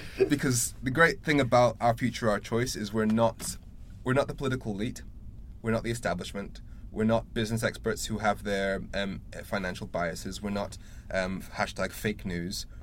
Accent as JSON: {"language": "English", "town": "Darlington", "region": "North East England", "country": "United Kingdom", "tie": "born or raised there", "moved": "yes", "lives_now": "Sheffield, United Kingdom", "said": "I was born in Darlington"}